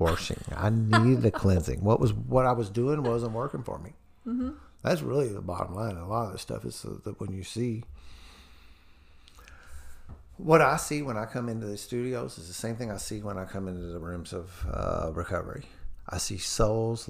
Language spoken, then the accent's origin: English; New Albany, Indiana, United States; I'm a Southern Indiana hillbilly. I'm from New Albany, Indiana